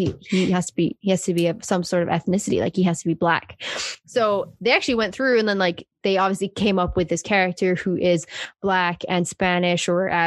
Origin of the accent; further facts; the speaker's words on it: South Africa; I obviously grew up in South Africa and we're like the rainbow nation